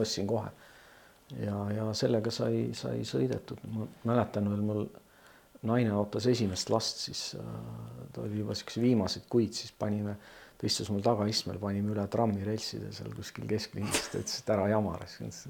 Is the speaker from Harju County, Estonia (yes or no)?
yes; Tallinn, Harju County, Estonia; teine minu kodukant on siis Pelgulinn, et äh, elasin mm enamuse oma ajast ma elasin äh, Pelgulinnas